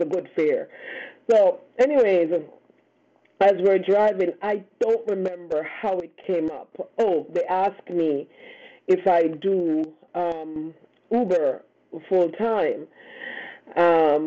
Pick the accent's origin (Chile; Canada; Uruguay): Canada; for us Canadians, you know, plus two is not that bad. we're used to, you know, minus 30.